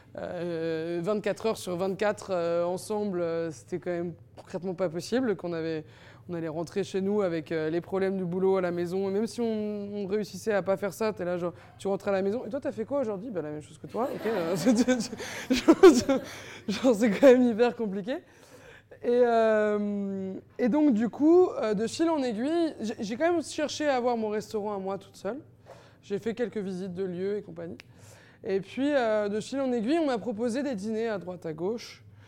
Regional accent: Paris, Île-de-France, France; j'ai jamais quitté vraiment Paris. Et je me dis, je vais partir au Mexique pour aller vivre ailleurs. Et en fait, je suis restée trois mois et je me suis rendu compte qu'en fait, j'adore vivre à Paris et que je suis une vraie Parisienne

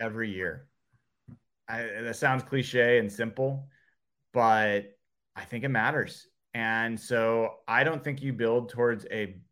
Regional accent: Portland, Oregon, United States; I grew up in Portland

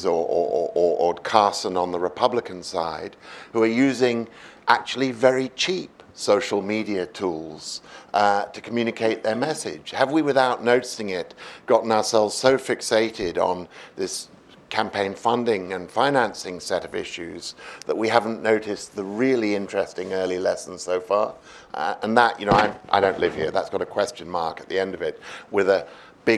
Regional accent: United Kingdom; as a Brit

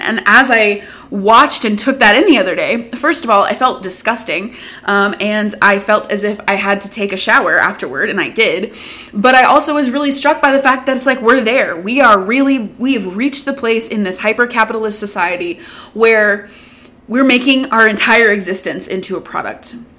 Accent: the South, United States; I grew up in the South.

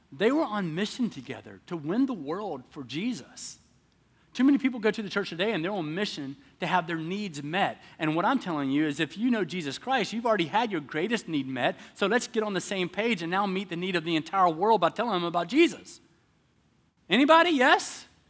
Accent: the South, United States; moved away; I'm from the South

